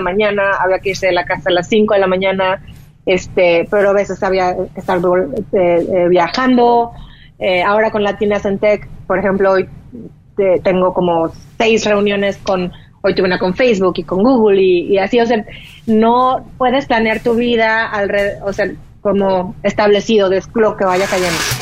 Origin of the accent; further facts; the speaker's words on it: Mexico; moved away as an adult; also born or lived in Boston, United States; now in United States; lo que yo ya había aprendido mm. en México